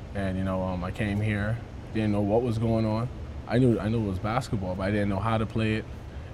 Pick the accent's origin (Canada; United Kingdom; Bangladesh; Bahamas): Bahamas; Nassau, New Providence; growing up in Nassau Village was kind of tough.